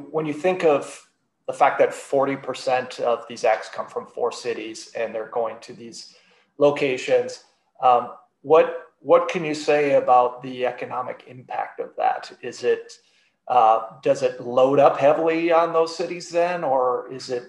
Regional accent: Minneapolis, Minnesota, United States; I grew up in Minneapolis during … and … and ….

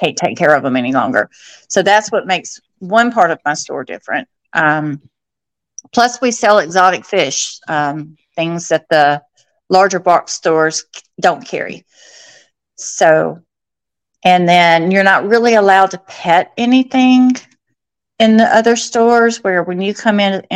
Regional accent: Alabama, United States; moved away as an adult; also born or lived in Florida; I'm originally from Alabama

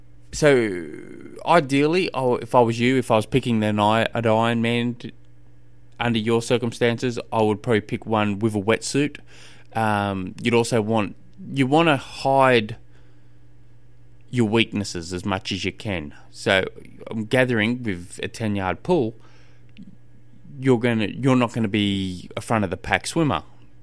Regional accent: Australia; I'm an Australian. I don't know what a yard is.

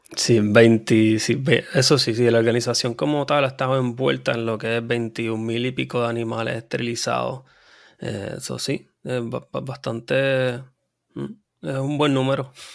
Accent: Puerto Rico; Yo nací y criado en Puerto Rico

